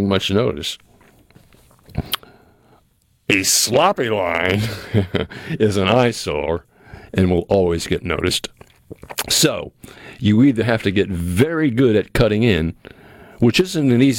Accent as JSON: {"language": "English", "region": "New England", "country": "United States", "tie": "born or raised there", "moved": "yes", "lives_now": "Mississippi, United States", "said": "growing up in New England like I did"}